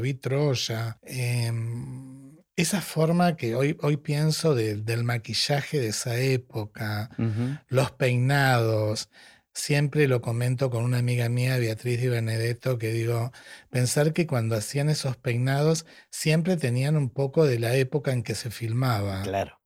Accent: Tapiales, Buenos Aires Province, Argentina; nací en Tapiales, en La Matanza

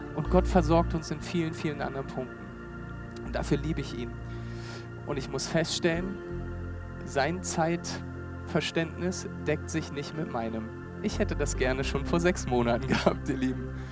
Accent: Berlin, Germany; also born or lived in Hamburg; Ich bin Berliner, ähm, lange Zeit in Berlin gewohnt

